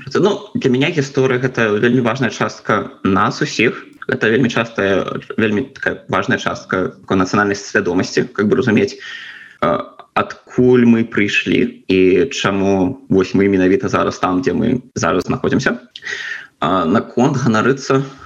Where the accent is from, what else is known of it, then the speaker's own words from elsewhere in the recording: Belarus; moved away; я ганарыўся тым што я беларус